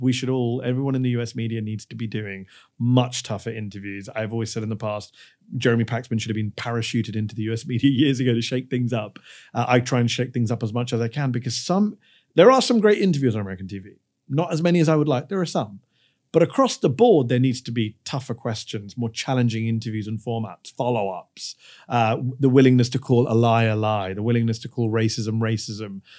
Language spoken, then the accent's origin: English; United Kingdom; moved away as an adult; now in Washington, D.C., United States; being a Brit in America in the media